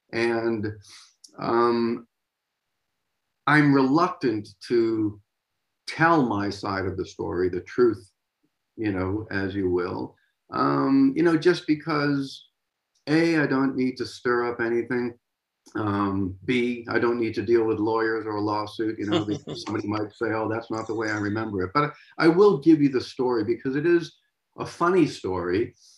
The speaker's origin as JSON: {"language": "English", "country": "United States", "said": "I know Simon and this and that. I'm over from America."}